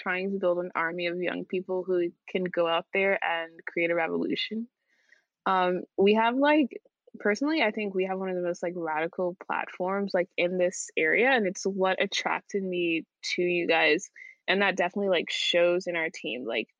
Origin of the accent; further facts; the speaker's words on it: Charlotte, North Carolina, United States; from Charlotte.